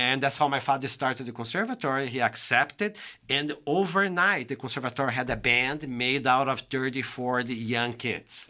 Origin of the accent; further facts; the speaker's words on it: São Paulo, Brazil; English is a second language; moved away as an adult; now in United States; I'm from the state of São Paulo